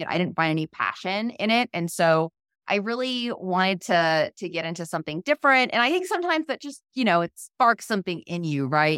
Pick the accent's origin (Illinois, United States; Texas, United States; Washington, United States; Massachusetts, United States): Massachusetts, United States; a small town outside of Boston; moved away; also born or lived in Florida / New York / San Francisco; I'm originally from the East Coast, a really small town outside of Boston.